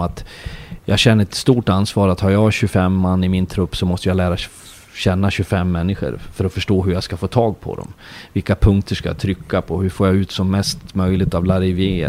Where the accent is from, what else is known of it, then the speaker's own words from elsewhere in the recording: Leksand, Dalarna County, Sweden; now in Norway; jag kommer ju från Leksand